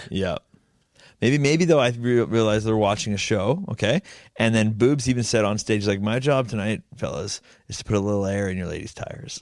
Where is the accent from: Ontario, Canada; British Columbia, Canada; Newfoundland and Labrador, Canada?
British Columbia, Canada; Langley; I'm from Lang Lee